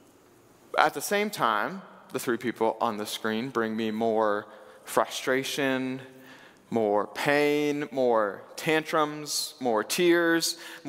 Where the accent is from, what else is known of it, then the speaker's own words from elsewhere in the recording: Wabash, Indiana, United States; I did grow up here in Indiana. I'm a Hoosier, born and bred. I grew up in Wabash, Indiana